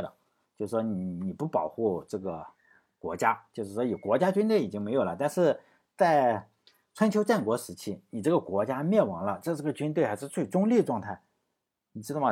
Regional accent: Shandong, China; 他也是我们山东人

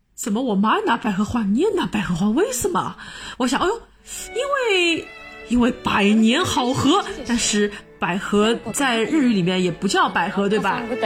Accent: Shanghai, China; 我们三个土生土长的上海人

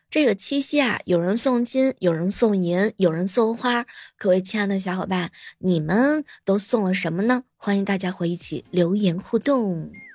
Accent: Jiangsu, China; 我们江苏人

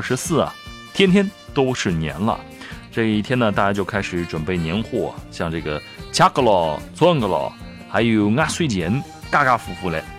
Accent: Nanchang, Jiangxi, China; 我的家乡南昌

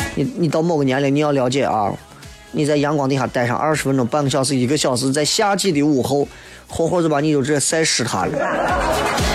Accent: Shaanxi, China; 作为一个陕西人，我们可以深情地款待朋友

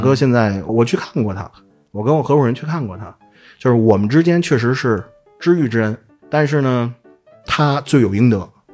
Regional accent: Beijing, China; 我作为北京人，我也没有金牌儿

